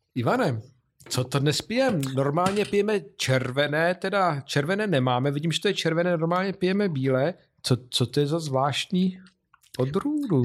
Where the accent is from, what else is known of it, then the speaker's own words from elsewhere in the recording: Vysočina Region, Czechia; z Vysočiny, mé rodné krajiny